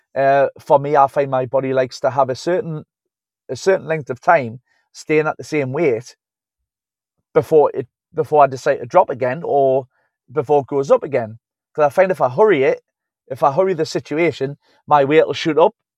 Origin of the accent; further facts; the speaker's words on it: Newcastle upon Tyne, North East England, United Kingdom; I'm from Newcastle-upon-Tyne. That's where I'm from. Newcastle-upon-Tyne, the U K.